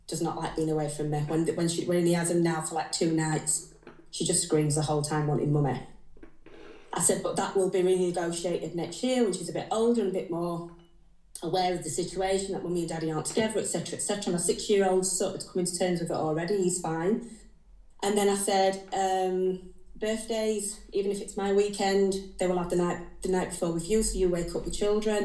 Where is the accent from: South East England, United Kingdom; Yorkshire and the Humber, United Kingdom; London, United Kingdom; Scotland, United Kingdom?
Yorkshire and the Humber, United Kingdom; Rotherham; moved away as an adult; now in Teesside, United Kingdom; I'm originally from Rotherham, I have no family up here